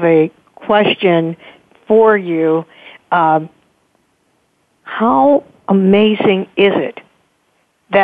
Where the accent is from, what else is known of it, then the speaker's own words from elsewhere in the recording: Pittsburgh, Pennsylvania, United States; I always try to have, you know, every month an organization right here in my hometown on the show